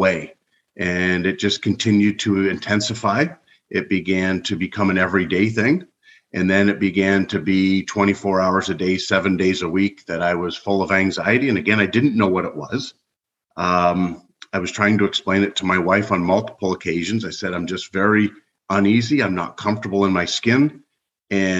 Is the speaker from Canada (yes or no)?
yes; Canada; moved away as an adult; also born or lived in Ohio, United States; now in United States; I was born and raised in Canada. Now I reside in the United States